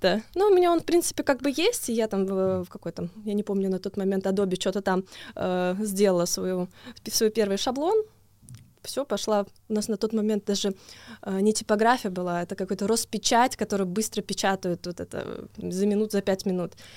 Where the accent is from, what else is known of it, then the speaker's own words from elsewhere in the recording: Tomsk, Tomsk Oblast, Russia; я из Томска